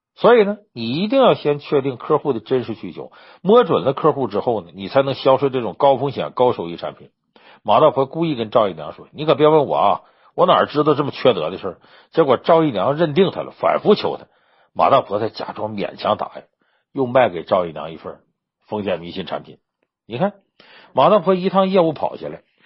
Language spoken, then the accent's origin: Chinese; Northeast China, China; 我们老家东北